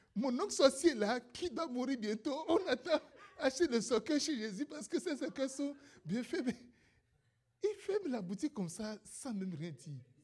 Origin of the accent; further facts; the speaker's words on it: Benin; moved away; je suis un Béninois